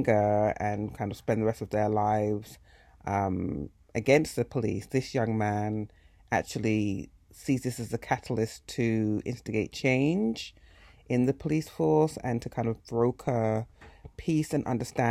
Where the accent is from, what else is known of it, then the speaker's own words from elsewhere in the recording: Hertfordshire, East of England, United Kingdom; moved away; where I grew up in Hertfordshire